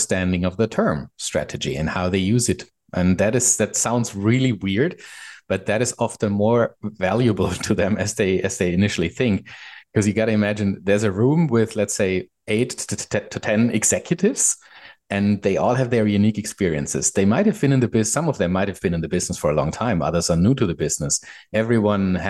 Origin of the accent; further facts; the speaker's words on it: Germany; moved away as an adult; now in Vancouver, Canada; I'm a German guy living in Vancouver, Canada. Moved here about 3 years ago.